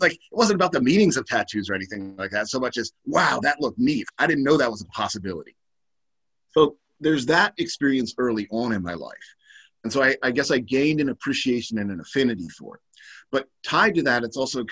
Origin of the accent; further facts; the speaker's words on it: Baltimore, Maryland, United States; I'm originally from Baltimore, which is like East Coast, very working class town